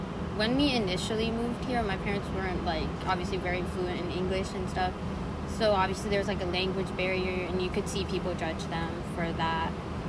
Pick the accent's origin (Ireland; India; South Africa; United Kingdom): India; now in United States; I was born in India